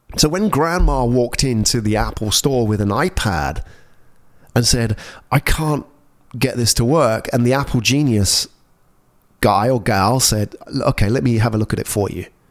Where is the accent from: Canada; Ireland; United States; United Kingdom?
United Kingdom; England; moved away as an adult; also born or lived in London; now in Singapore; I grew up in England. I spent all my life in cold weather.